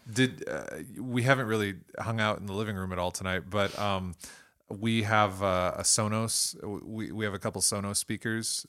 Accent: Toledo, Ohio, United States; accent: Toledo; my Toledo accent

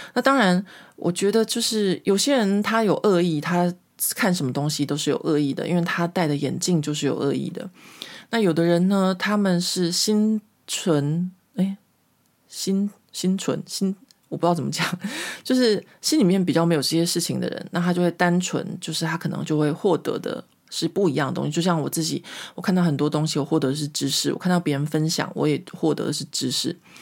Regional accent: Taiwan; moved away as an adult; now in Paris, France; 因为我离开台湾的事情很久了，或者说我小时候就长大在一个民风保守的台湾

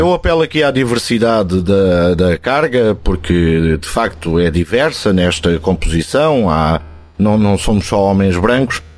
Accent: Alentejo, Portugal; moved away; also born or lived in Lisbon; tu que como eu somos alentejanos e que conhecemos a terra e a terra do Alentejo

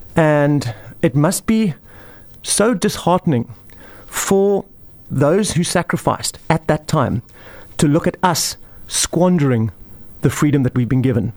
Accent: Somerset West, Western Cape, South Africa; now in Pringle Bay, South Africa; I was originally from Somerset West

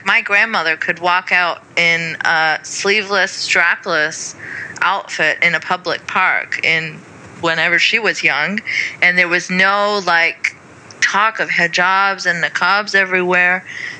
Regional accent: Saudi Arabia; I mean, even though I grew up in Saudi as well. So it's not foreign to me in that regard. I mean, I was surrounded by burqas when I left my compound.

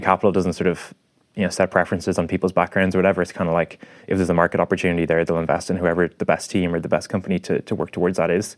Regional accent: Ireland; as Irish people, we kind of tend to be a bit more extrospective

